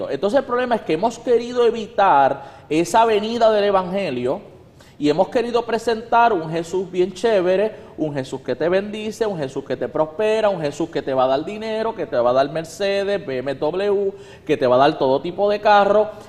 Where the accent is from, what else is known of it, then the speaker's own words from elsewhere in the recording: Puerto Rico; si por ejemplo yo como puertorriqueño voy a África, yo no soy africano, yo soy puertorriqueño. Y yo seguiría hablando como puertorriqueño que soy